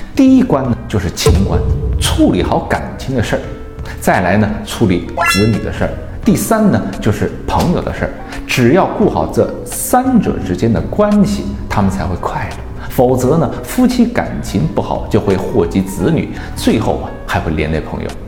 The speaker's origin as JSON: {"language": "Chinese", "town": "Wuhan", "region": "Hubei", "country": "China", "said": "这是我们武汉人的一句话"}